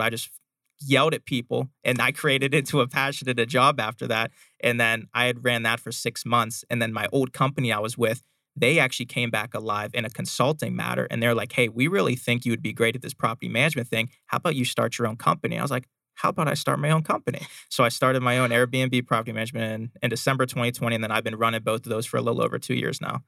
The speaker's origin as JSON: {"language": "English", "town": "Pittsburgh", "region": "Pennsylvania", "country": "United States", "tie": "born or raised there", "moved": "as an adult", "lives_now": "Arizona, United States", "said": "I was born and raised in Pittsburgh, Pennsylvania"}